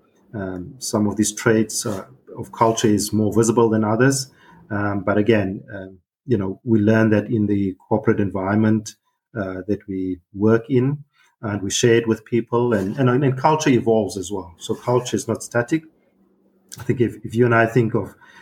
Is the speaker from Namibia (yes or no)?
yes; Namibia; moved away as an adult; now in Germany; I am from Namibia, which is a country in southwestern Africa